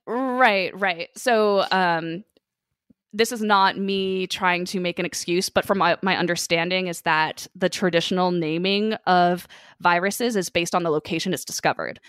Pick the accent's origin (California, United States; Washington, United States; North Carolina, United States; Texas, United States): California, United States; living and, you know, growing up in California